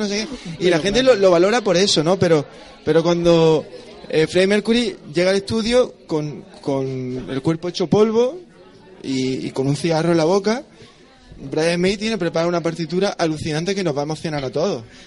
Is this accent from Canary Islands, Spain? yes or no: no; Roquetas de Mar, Andalusia, Spain; moved away as an adult; now in Granada, Spain; allí en mi pueblo, en Roqueta